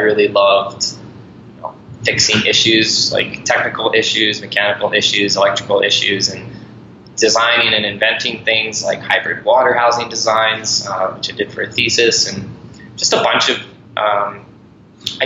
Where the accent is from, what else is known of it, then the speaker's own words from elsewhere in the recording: Ireland; also born or lived in Montana, United States; I was born in Montana and raised in Ireland since I was 7